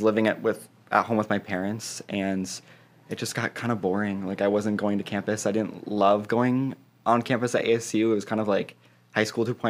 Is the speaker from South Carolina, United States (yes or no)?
no; Fountain Hills, Arizona, United States; moved away as an adult; also born or lived in Scottsdale, Arizona; now in Chicago, United States; I was originally born in Fountain Hills, Arizona, small town outside Scottsdale. I grew up there